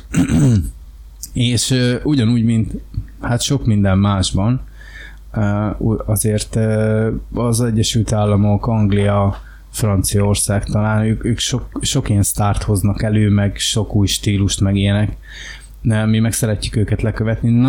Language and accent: Hungarian; Hungary; rájött, hogy én magyar